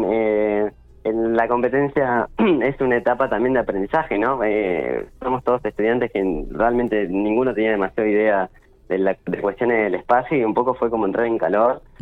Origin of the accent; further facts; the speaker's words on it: Santa Rosa, La Pampa, Argentina; also born or lived in Santiago del Estero; yo en realidad nací en Santiago del Estero eh, y después, bueno, al día ya estaba viviendo en Santa Rosa y obviamente, bueno, me crié, nada, estuve toda mi vida acá en Santa Rosa